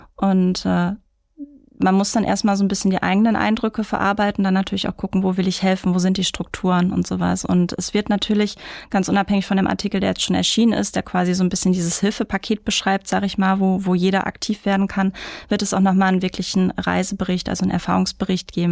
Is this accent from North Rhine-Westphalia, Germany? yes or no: yes; Mülheim an der Ruhr, North Rhine-Westphalia, Germany; also born or lived in Karlsruhe; now in Duisburg, Germany; Ich bin in Mülheim-Speldorf groß geworden